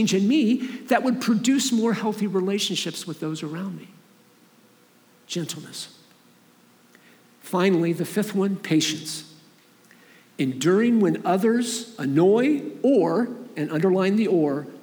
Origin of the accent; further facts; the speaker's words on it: Columbus, Ohio, United States; moved away as an adult; also born or lived in Michigan; I grew up in Columbus, Ohio. I moved to Michigan in 1991